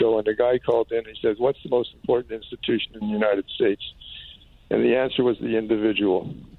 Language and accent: English; Canada; also born or lived in Toronto; for the first time in my life as a Canadian, I'm embarrassed by my country.